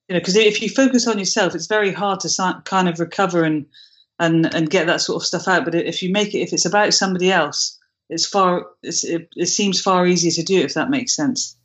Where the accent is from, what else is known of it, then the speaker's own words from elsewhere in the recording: United Kingdom; I'm British